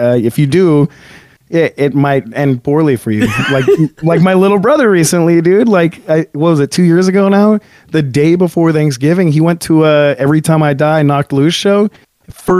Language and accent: English; Antelope Valley, California, United States; out in my hometown, the Antelope Valley